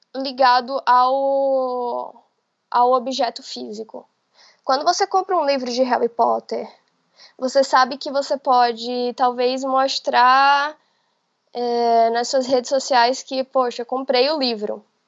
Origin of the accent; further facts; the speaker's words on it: Bahia, Brazil; also born or lived in Salvador; Eu, eu sou da Bahia e eu moro em Salvador